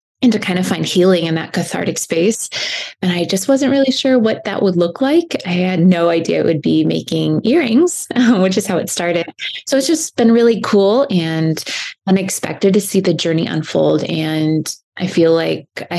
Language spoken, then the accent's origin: English; Fort Wayne, Indiana, United States; now in Southern California, United States; I was born and raised in Fort Wayne, Indiana.